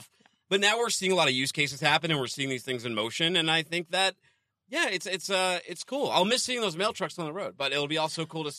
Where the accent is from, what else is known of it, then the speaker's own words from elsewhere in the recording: Northeast, United States; I'm from the Northeast